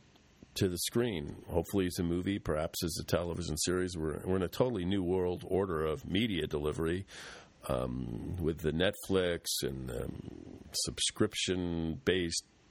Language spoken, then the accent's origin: English; United States; as an American